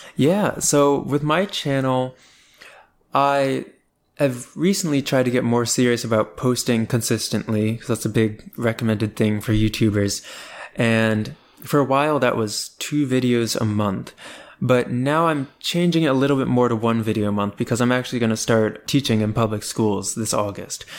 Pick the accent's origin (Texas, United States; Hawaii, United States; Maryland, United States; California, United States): Maryland, United States; Columbia; I am originally from Columbia, Maryland, which is a suburb of Baltimore, and I still live in the Baltimore area right now